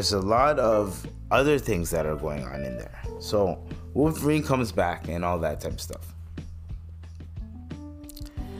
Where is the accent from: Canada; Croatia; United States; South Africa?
Canada; I'm Canadian